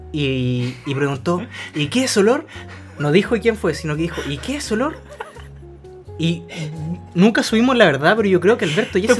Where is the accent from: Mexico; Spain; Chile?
Chile; Calama, Antofagasta; moved away; yo me fui de Calama